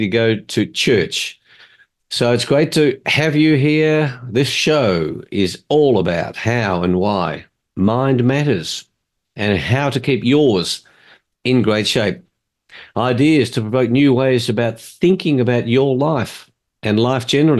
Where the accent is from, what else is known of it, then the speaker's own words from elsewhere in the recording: Australia; My parents, even though I was born in Australia, my parents were refugees from Hungary